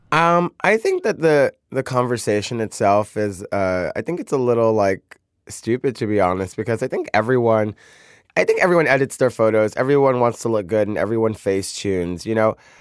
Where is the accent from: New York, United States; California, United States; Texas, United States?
New York, United States; New York City; I come from Brooklyn